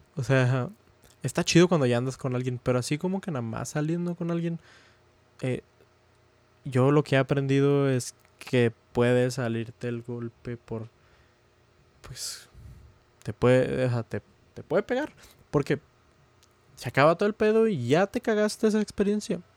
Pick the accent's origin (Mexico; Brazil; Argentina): Mexico; now in United States; somos de México, pero aquí en Estados Unidos sí se celebra. Aparte, estudio en Estados Unidos